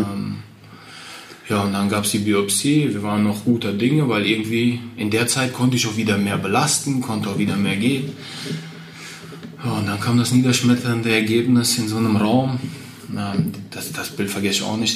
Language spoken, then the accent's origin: German; Westerwald, Rhineland-Palatinate, Germany; also born or lived in Kazakhstan / Borken; wenn ich meine Kindheit äh, im Westerwald Revue passieren lasse und meine Kindheit in Kasachstan passieren lasse